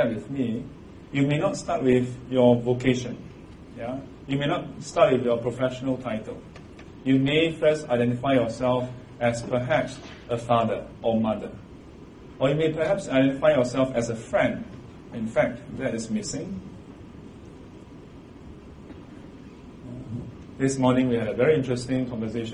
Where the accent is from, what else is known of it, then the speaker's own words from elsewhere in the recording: Singapore; I'm a Singaporean.